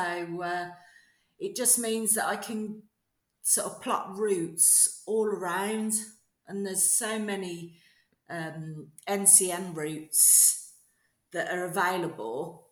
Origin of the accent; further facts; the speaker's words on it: Redditch, West Midlands, United Kingdom; also born or lived in Bromsgrove; born and bred in Worcestershire, and pretty much stayed here